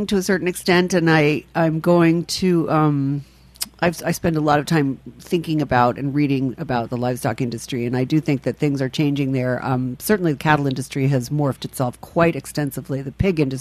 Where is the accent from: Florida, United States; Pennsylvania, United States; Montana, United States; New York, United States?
New York, United States; New York City; I'm from the Upper West Side of Manhattan.